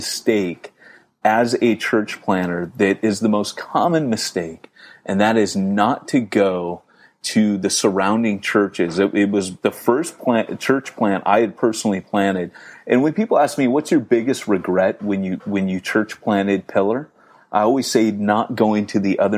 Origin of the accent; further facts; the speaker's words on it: United States; being typically American and not very British